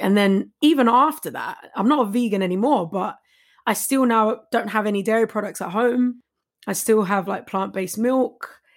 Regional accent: London, United Kingdom; I'm from Walthamstow, East Seventeen.

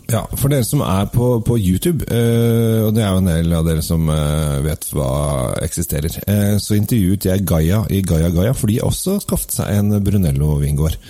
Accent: Oslo, Norway; Jeg er oppvokst på Sinsen

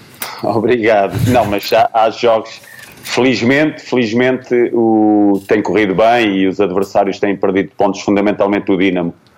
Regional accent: Portugal; moved away as an adult; foi a primeira vez que eu saí de Portugal

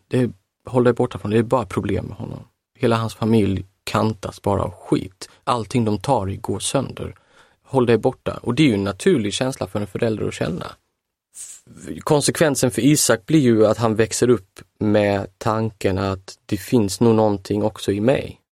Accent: Halmstad, Halland County, Sweden; i min, min hemtrakt

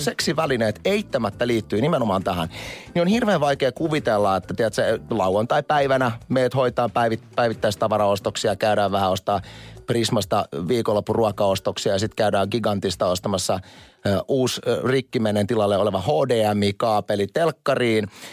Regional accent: Kurikka, South Ostrobothnia, Finland; also born or lived in Seinäjoki; mä oon viettänyt koko lapsuuteni Kurika, Kurikassa

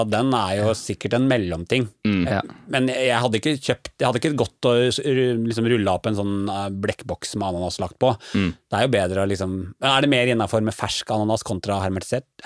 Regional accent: Grue, Innlandet, Norway; Eller jeg er fra Grue. Jeg har bare ikke så veldig dialekt.

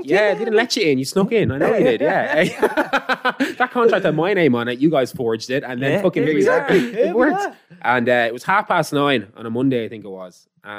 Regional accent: Dublin, Leinster, Ireland; I'm from Knockline.

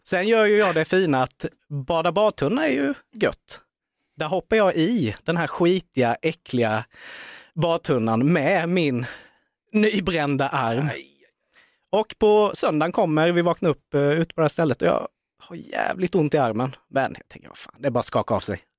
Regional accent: Värnamo, Jönköping County, Sweden; i Värnamo, oh. där jag är ifrån.

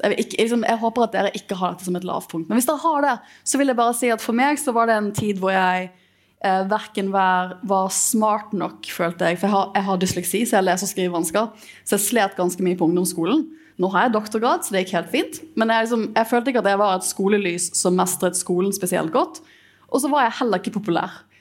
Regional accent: Bergen, Vestland, Norway; for meg som bergenser

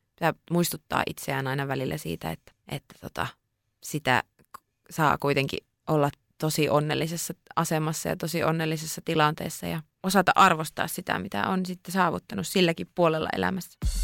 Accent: Lapland, Finland; also born or lived in Tampere; sieltä on kotoisin, niin niistä jotenkin kokee, että että ne omat juuret kasvaa niin syvällä siellä

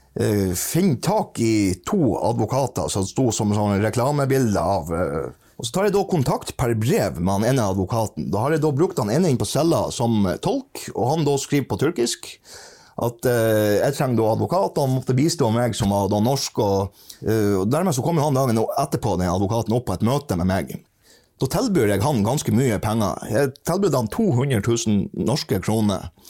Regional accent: Norway; jeg kom fra Norge

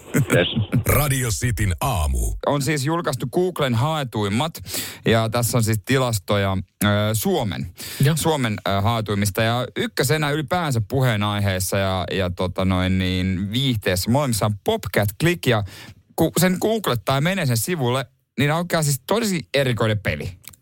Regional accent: Ostrobothnia, Finland; meillä Pohjanmaalla

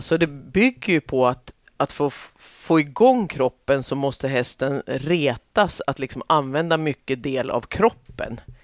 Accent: southern Norrland, Sweden; Jag är ju uppväxt i södra Norrland

